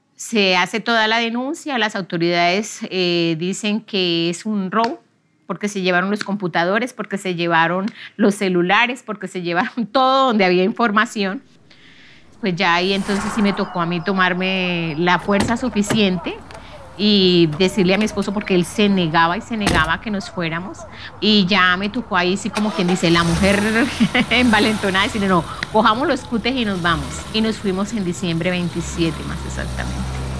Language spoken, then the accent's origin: Spanish; Barrancabermeja, Santander, Colombia; soy oriunda de Barranca Bermeja